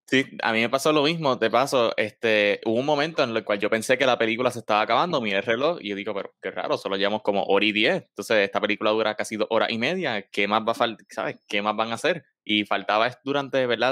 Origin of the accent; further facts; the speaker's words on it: Puerto Rico; somos puertorriqueños